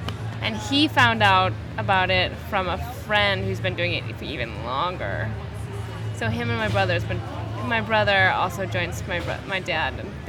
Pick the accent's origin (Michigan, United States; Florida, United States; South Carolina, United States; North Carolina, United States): Michigan, United States; Climax; also born or lived in Kalamazoo, Michigan; I'm from Kalamazoo, Michigan. Climax, Michigan, to be precise.